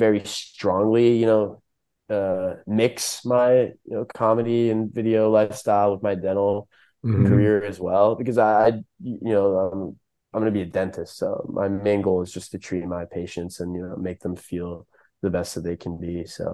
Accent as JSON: {"language": "English", "region": "Virginia", "country": "United States", "tie": "born or raised there", "also_born_or_lived": "Philadelphia, Pennsylvania", "said": "I was just raised in Virginia"}